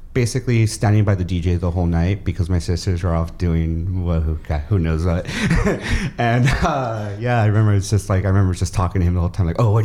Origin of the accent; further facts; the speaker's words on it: Hacienda Heights, California, United States; I grew up in Hacienda Heights.